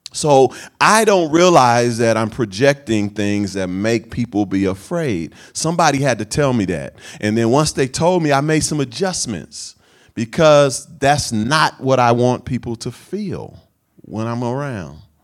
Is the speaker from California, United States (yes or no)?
yes; Oakland, California, United States; this is where I come from Sabrani Park, East Oakland